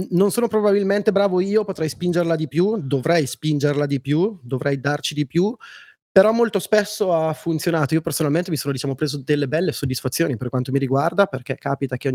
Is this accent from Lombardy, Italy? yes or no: yes; Brescia, Lombardy, Italy; now in Milan, Italy; perché quando torno a Brescia mi dicono parli come un milanese, quando